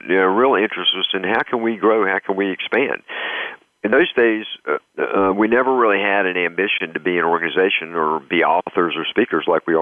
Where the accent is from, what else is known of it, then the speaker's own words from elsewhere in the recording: the South, United States; moved away; also born or lived in North Carolina; I'm originally from the South